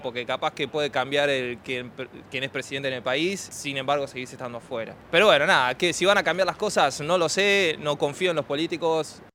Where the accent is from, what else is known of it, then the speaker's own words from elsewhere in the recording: Argentina; now in Sydney, Australia; soy argentino a mucha honra